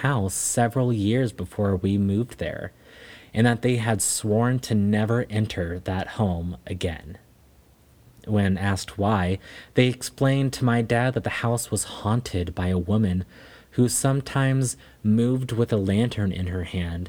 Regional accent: North Carolina, United States; born there; moved away as an adult; It all started shortly after I moved from North Carolina to South Carolina. My family is from there, but I was born in North Carolina. I was in my mid-20s then.

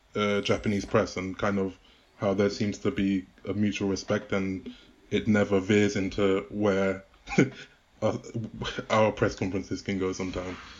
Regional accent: United Kingdom; as a Brit

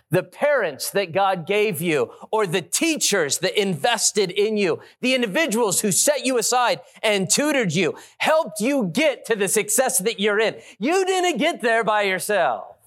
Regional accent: Las Vegas, Nevada, United States; I've been there my whole life, born and raised in Las Vegas

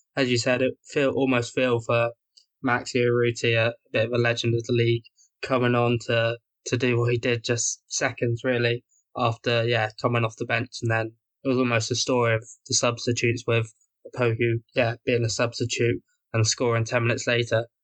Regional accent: England, United Kingdom; as an Englishman

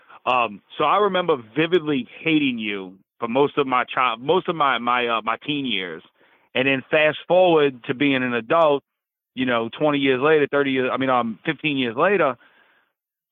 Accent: Chalmette, Louisiana, United States; I'm originally from Sabinal Parish, and Shalmet, Sabinal Civic Center

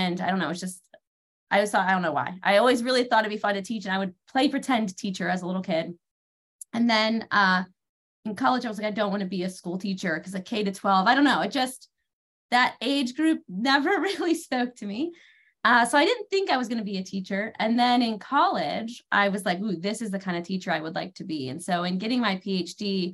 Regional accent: Massillon, Ohio, United States; also born or lived in Springfield, Ohio / Columbus, Ohio; I grew up in Ohio

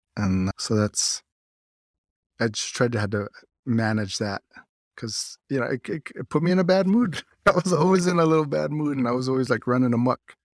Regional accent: United States; also born or lived in Pinon, Arizona; my dad's side, they're out from Lucuchagay

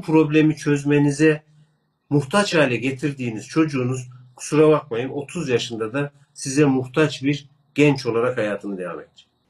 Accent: Kırşehir Province, Turkey; Ben Kırşehirliyim

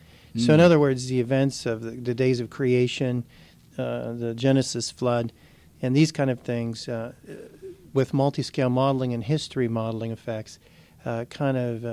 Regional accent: Weirton, West Virginia, United States; moved away as an adult; also born or lived in Livermore, California / Atlanta, Georgia / Ohio; now in Mississippi, United States; I'm originally from Weirton, West Virginia, really close near here.

